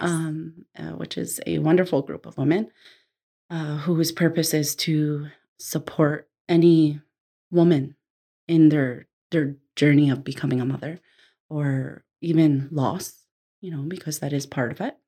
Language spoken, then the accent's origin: English; New Jersey, United States; moved away; Growing up in New Jersey at first, we we always had family living with us